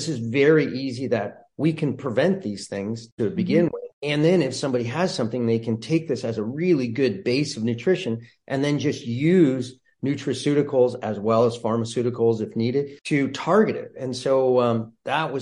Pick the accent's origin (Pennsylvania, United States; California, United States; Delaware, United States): California, United States; Santa Barbara; also born or lived in Colorado; born and raised in Santa Barbara